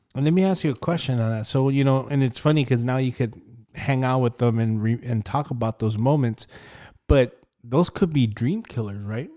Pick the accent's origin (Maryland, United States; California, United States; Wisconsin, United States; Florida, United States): California, United States; Rialto; born or raised there